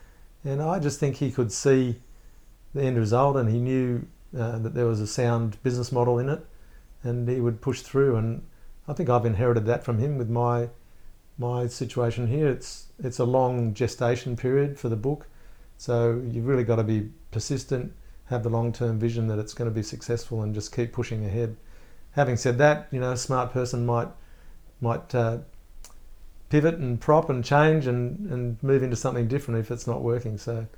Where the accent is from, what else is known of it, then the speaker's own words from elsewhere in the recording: Melbourne, Victoria, Australia; I'm from Melbourne, I want to see a bit of Sydney.